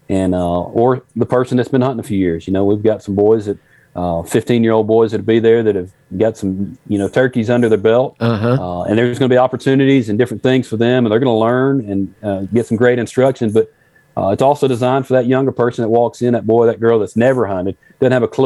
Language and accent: English; Memphis, Tennessee, United States; We grew up outside of Memphis, Tennessee